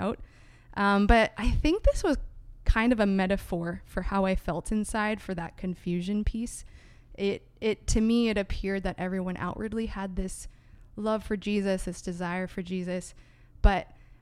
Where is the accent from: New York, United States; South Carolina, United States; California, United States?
California, United States; San Diego; moved away as an adult; also born or lived in Greater Vancouver, Canada; now in Vancouver, Canada; I am actually an American from San Diego, California, and I recently moved up to Canada in 2019